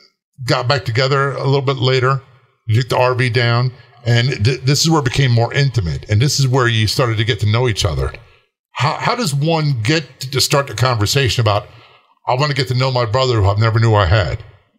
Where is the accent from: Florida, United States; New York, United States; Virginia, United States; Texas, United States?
Virginia, United States; Norfolk; I remember being a kid, growing up in Norfolk, Virginia, career Navy family, and the Norfolk police, they were around.